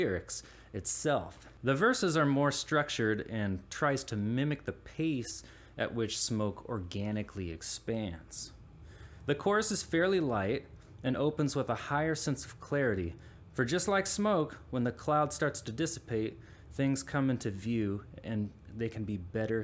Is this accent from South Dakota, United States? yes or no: no; Indianapolis, Indiana, United States; moved away; my hometown of Indianapolis